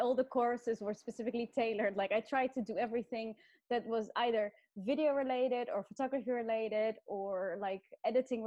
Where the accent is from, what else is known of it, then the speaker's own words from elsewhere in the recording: Netherlands; moved away as an adult; also born or lived in Australia / London, United Kingdom; I grew up in Holland